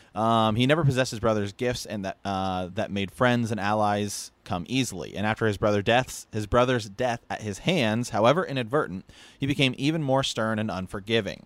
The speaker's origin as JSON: {"language": "English", "region": "Ohio", "country": "United States", "also_born_or_lived": "Portland", "moved": "yes", "said": "I'm from Ohio"}